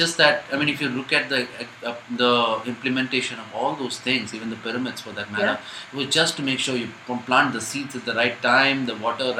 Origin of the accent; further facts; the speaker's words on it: India; I'm an Indian